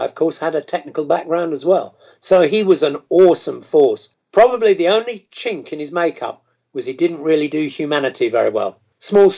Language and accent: English; United Kingdom; as a Brit